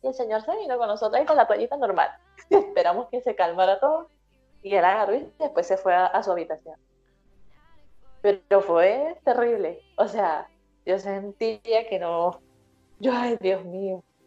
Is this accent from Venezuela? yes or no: yes; Venezuela; moved away as an adult; now in Los Ángeles, Chile; siendo venezolana, que, que sea aquí en Chile tan lejos